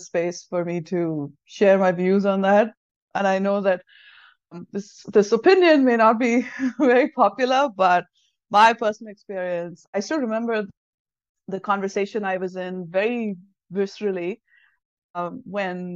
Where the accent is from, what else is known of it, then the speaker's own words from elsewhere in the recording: South India, India; first language Tamil; English is a second language; moved away as an adult; now in United States; I'm from the south of India